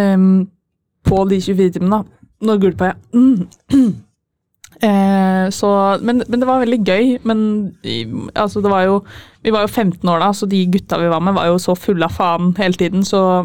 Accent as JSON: {"language": "Norwegian", "town": "Fredrikstad", "region": "Østfold", "country": "Norway", "moved": "yes", "lives_now": "Trondheim, Norway", "said": "jeg kommer fra Fredrikstad."}